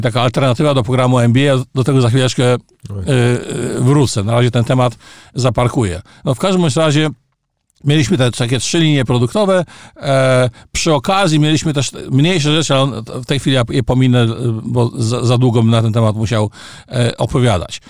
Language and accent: Polish; Poland; moved away as an adult; also born or lived in Canada / Gdańsk; Ja wyjechałem z Polski w 1981 roku i stan wojenny zastał mnie za granicą czyli konkretnie w Kanadzie